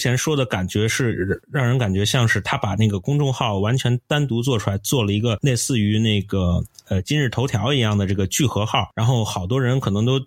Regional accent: China; 我是中国人

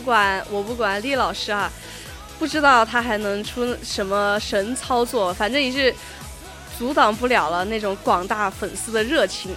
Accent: China; 我们中国人，不像他们西方人

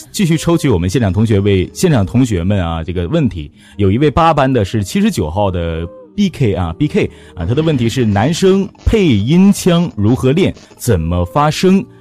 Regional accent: Northeast China, China; accent: Dongbei (Northeastern Mandarin); 你的东北话太魔性了，我就，没办法，我就已经出来了

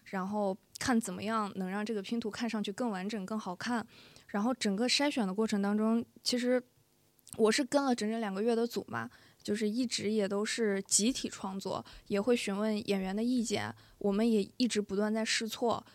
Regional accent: Xi'an, Shaanxi, China; moved away; 我是西安人嘛

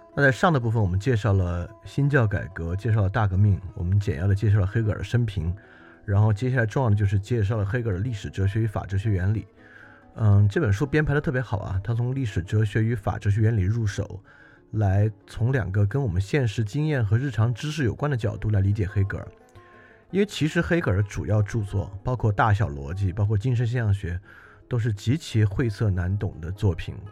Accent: China; 而这个对我们中国人其实一点也不陌生。

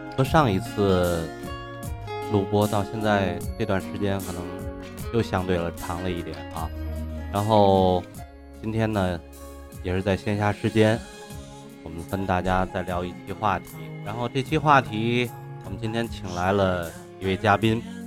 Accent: Tianjin, China; accent: Tianjin dialect; 用我们天津话来讲，得有点冲劲儿

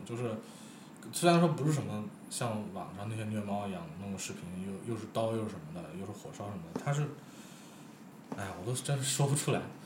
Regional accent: China; 我们中国人就是有一种这样的嗯，就是，多一事不如少一事

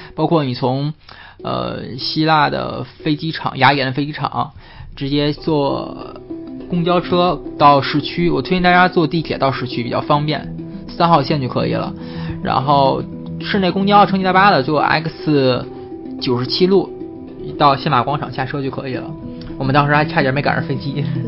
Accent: China; 然后船上的人全在扒着看我们中国人

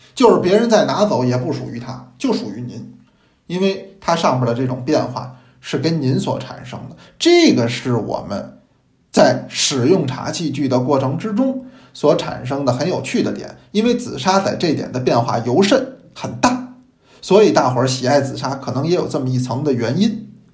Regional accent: China; 因为我们中国人是爱茶的民族

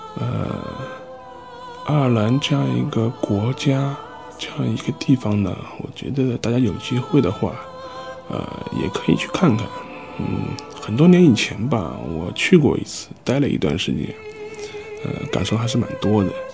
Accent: China; 我作为一个中国人

